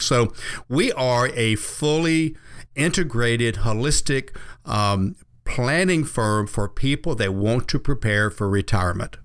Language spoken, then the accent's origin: English; the South, United States; I grew up here in the South